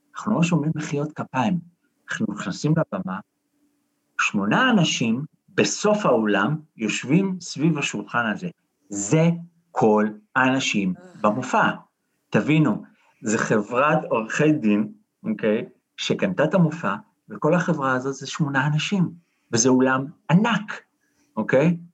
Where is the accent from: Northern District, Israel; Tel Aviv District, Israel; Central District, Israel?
Tel Aviv District, Israel; Holon; אני מח- מחולון